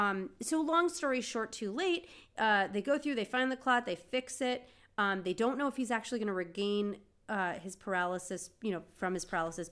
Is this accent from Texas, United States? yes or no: no; Seattle, Washington, United States; favorite coffee is Starbucks because we're from Seattle.